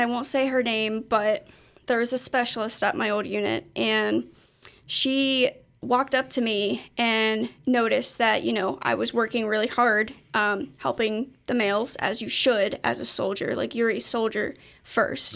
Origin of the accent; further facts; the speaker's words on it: Erlanger, Kentucky, United States; I'm from Erlanger, which is only, like, twenty minutes from here.